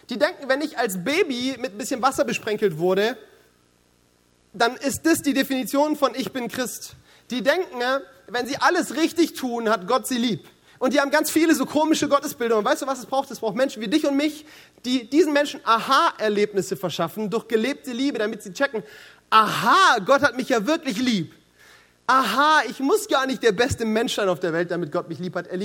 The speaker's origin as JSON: {"language": "German", "region": "Baden-Württemberg", "country": "Germany", "said": "Sie verkaufen ihre Grundstücke also das Erste, was ich mir denke als Schwabe, ist wirtschaftlich sowas von daneben."}